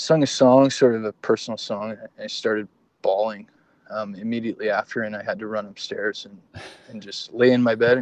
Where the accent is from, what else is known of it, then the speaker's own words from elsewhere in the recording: Fort Saskatchewan, Alberta, Canada; also born or lived in Edmonton; I grew up in Fort Saskatchewan, so there was zero art scene there.